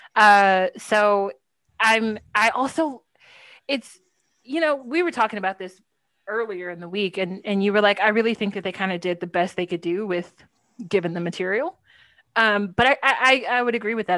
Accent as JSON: {"language": "English", "region": "Texas", "country": "United States", "said": "I am from Texas. I went to school in Austin."}